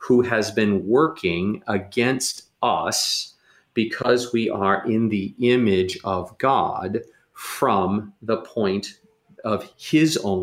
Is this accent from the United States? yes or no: yes; St. Louis, Missouri, United States; I grew up in St. Louis